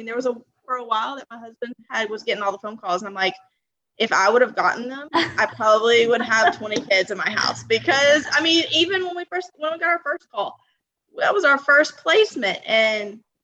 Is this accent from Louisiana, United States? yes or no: yes; Louisiana, United States; I'm from Louisiana. Don't think there's too many of us down here